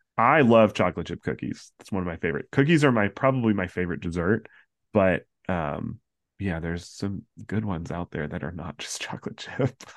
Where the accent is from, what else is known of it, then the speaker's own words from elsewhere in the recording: Central Florida, United States; Growing up in Central Florida, a lot of my friends sang at the Candlelight Processional